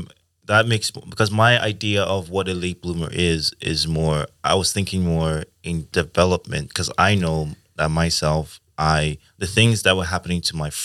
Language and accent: English; Nigeria; now in Sweden; I'm from Nigeria. So I was like, I'm also like coming from a more conservative.